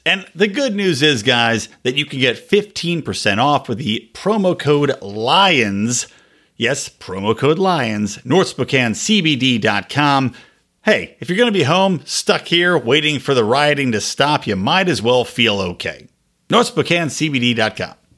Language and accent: English; Philadelphia, Pennsylvania, United States; fan from Philly